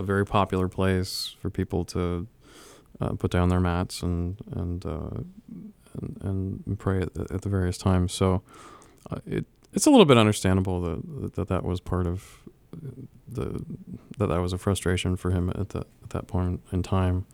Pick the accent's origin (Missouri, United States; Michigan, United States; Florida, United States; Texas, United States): Florida, United States; moved away as an adult; also born or lived in Illinois; now in Ohio, United States; so I grew up in Florida